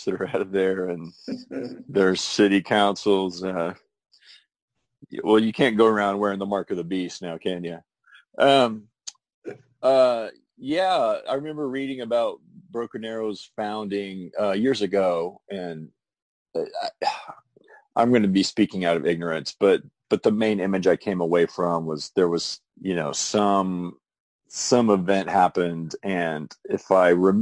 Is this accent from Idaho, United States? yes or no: no; Tulsa, Oklahoma, United States; also born or lived in New York; now in Norman, United States; I grew up in the Tulsa area, so Northeast Oklahoma, and then came here to Norman for college and pretty much been based here ever since.